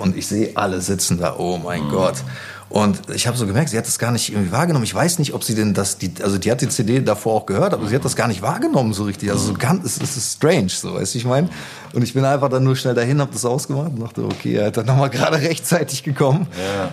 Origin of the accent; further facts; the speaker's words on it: Gütersloh, North Rhine-Westphalia, Germany; moved away as an adult; also born or lived in Hamburg; now in Berlin, Germany; ich bin in Gütersloh geboren und mhm. da auch aufgewachsen